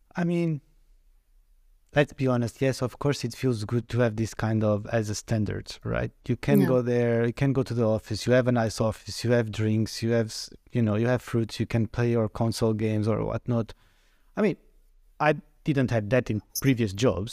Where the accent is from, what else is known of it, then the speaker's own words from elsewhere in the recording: Portugal; moved away as an adult; I come from Portugal. Mm. I came mm. in 2009, in the peak of the economic crisis